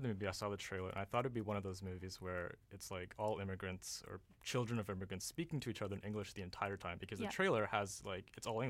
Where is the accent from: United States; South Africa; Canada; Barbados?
Canada; Vancouver, British Columbia; born or raised there